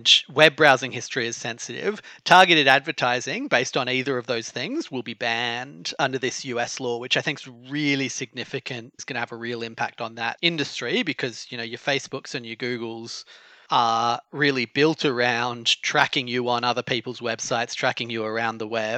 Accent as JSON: {"language": "English", "country": "Australia", "tie": "born or raised there", "said": "it's my home country"}